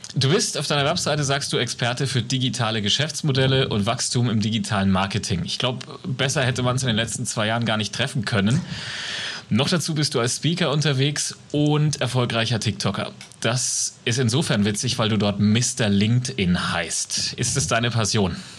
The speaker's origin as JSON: {"language": "German", "region": "Franconia", "country": "Germany", "accent": "Franconian", "said": "Bei uns in Deutschland"}